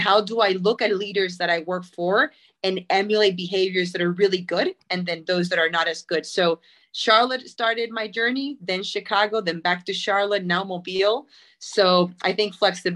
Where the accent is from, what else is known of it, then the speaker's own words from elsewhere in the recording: Puerto Rico; moved away as an adult; I am born and raised in Puerto Rico.